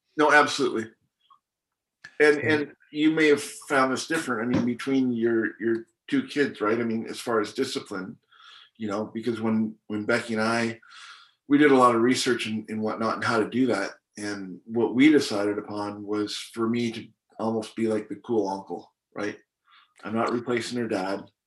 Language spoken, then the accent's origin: English; Canada; also born or lived in Hong Kong; now in United States; born and raised in Hong Kong, grew up in Canada, and now I live in the States